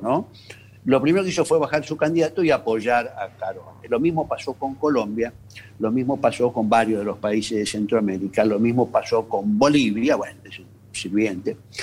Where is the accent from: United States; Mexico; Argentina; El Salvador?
Argentina; como argentinos